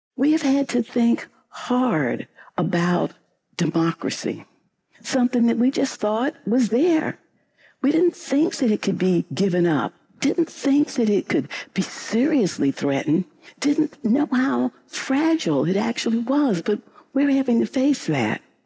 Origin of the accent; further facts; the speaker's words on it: St. Louis, Missouri, United States; I grew up in St. Louis, Missouri